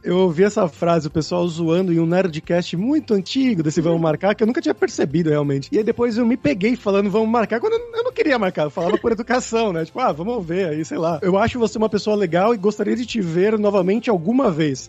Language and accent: Portuguese; São Paulo, Brazil; now in Spain; A gente é paulista